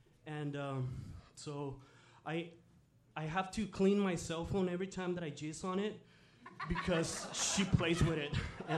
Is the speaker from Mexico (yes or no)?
yes; Mexico; moved away; I'm from Mexico